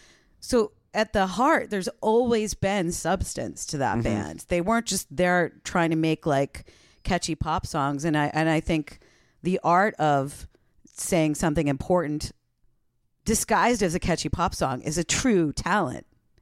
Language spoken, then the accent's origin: English; East Coast, United States; because I grew up on the East Coast, and the station that I would listen to, WFNX